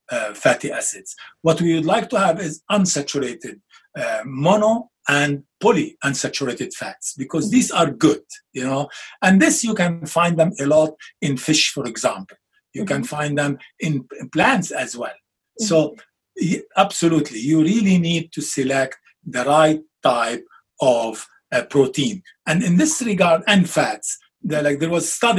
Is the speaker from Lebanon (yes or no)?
yes; Lebanon; moved away; come from Lebanon, like similar to Italy, where we have a lot of olive trees and olive oil